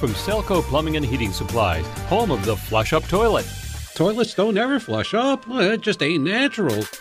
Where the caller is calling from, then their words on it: Farmington, United States; I'm calling from Farmington